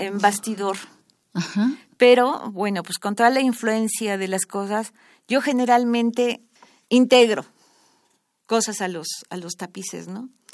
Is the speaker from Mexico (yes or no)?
yes; Mexico City, Mexico; yo nací en, en Coajimalpa, la delegación está de Coajimalpa. Ahí estudié la primaria, la secundaria